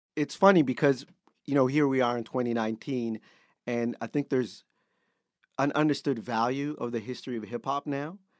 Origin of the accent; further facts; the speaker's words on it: Canada; being Canadian